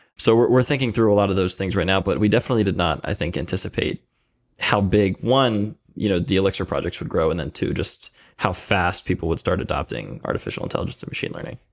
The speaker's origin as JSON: {"language": "English", "town": "Philadelphia", "region": "Pennsylvania", "country": "United States", "said": "I'm originally from Philadelphia, Pennsylvania, or the area around Philadelphia"}